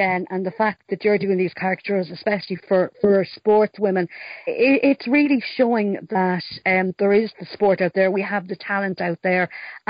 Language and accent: English; Longford, Leinster, Ireland; I'm from Longford